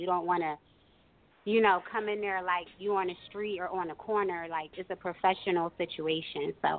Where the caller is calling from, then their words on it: Philadelphia, Pennsylvania, United States; Hey, I'm calling from Philly.